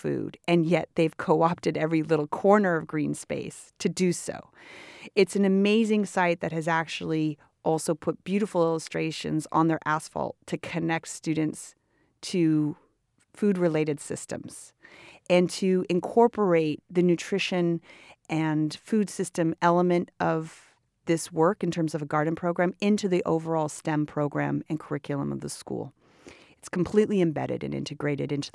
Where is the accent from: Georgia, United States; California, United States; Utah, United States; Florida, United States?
California, United States; Oakland; I'm also from Oakland, and I graduated from Oakland Unified